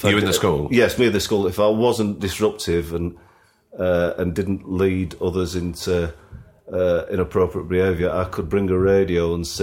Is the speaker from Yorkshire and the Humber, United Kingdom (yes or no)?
yes; Sheffield, Yorkshire and the Humber, United Kingdom; moved away as an adult; being a kid growing up in Sheffield